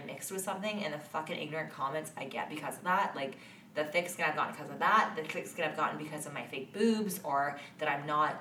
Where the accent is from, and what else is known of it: Canada